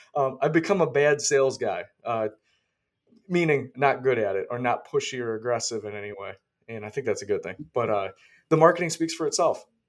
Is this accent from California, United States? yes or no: no; Rochester, New York, United States; moved away as an adult; now in Florida, United States; I'm from Rochester, New York.